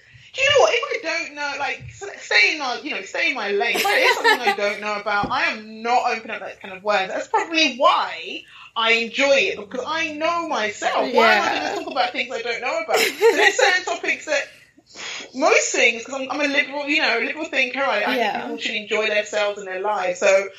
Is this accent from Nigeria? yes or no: yes; Nigeria; I'm gonna have to say Nigerian because obviously I'm Nigerian.